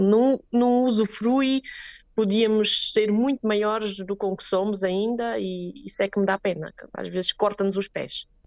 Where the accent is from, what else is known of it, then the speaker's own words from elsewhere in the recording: Alcochete, Setúbal, Portugal; moved away as an adult; also born or lived in Switzerland / Póvoa de São Miguel, Beja, Portugal; now in Lyss, Switzerland; fiz a minha escola em Portugal